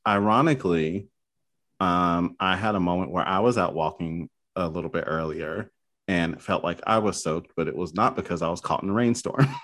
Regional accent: the South, United States; moved away; I'm originally from the South

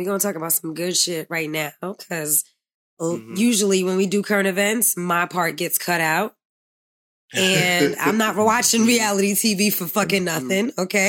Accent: New York City, New York, United States; I'm from the Bronx.

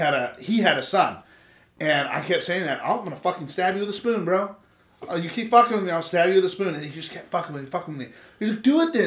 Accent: California, United States; moved away; I'm from California

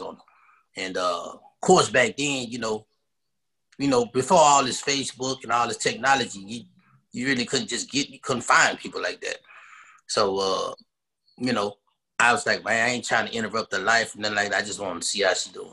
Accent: Dallas, Texas, United States; I'm from Dallas, born and raised, uh, Oak Cliff

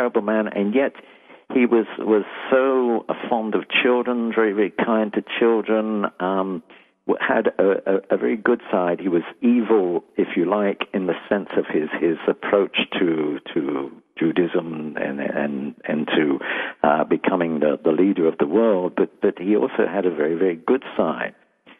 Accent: London, United Kingdom; now in United States; From London.

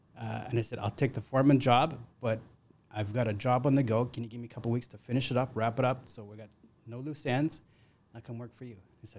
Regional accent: British Columbia, Canada; now in Ontario, Canada; So I grew up in Northern BC, and my dad was in construction.

